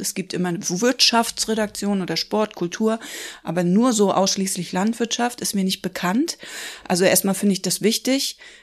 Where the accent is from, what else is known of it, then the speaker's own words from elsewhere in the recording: Rostock, Mecklenburg-Vorpommern, Germany; also born or lived in Hamburg; now in Schwerin, Germany; Ich bin gebürtig aus Rostock, habe aber zwischendurch in Hamburg gelebt und lebe jetzt seit ungefähr zehn Jahren in Schwerin